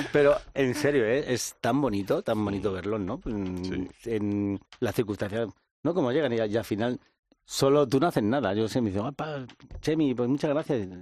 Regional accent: Madrid, Community of Madrid, Spain; soy un joven de Vallecas

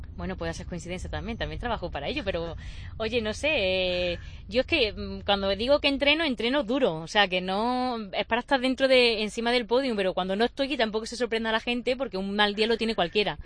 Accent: Baena, Andalusia, Spain; es mi pueblo

